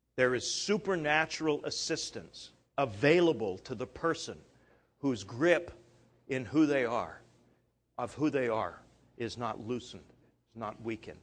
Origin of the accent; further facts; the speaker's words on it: Canada; moved away; I'm Canadian